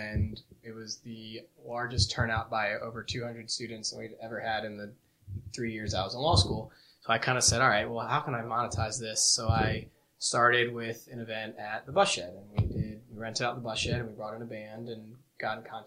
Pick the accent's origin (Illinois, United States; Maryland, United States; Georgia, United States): Maryland, United States; Potomac; moved away; I grew up in Potomac, Maryland, so about 15 minutes outside of D.C